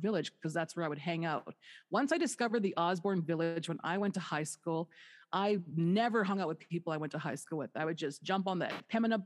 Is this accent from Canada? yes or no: yes; Winnipeg, Manitoba, Canada; moved away as an adult; also born or lived in Dauphin, Manitoba; now in Las Vegas, United States; I'm from the North End